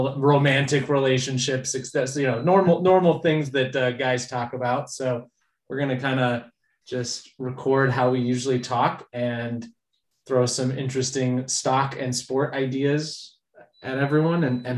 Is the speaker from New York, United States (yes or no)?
yes; Bronx, New York, United States; I live in New York City. I hail from the Bronx.